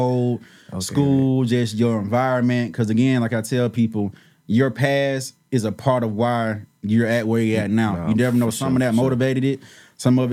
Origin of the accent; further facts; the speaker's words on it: Decatur, United States; I'm from Decatur